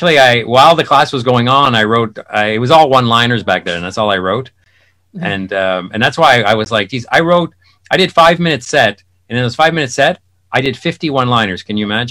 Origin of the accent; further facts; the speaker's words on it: South Shore of Montreal, Quebec, Canada; I grew up on the South Shore.